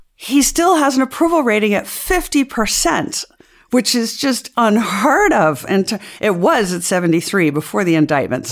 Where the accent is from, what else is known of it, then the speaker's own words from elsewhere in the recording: United States; I could say this as an American